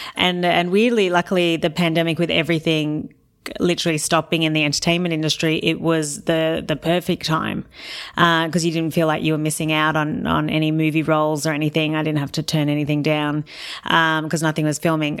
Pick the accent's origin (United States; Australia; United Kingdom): Australia; I work in kilos 'cause I'm Australian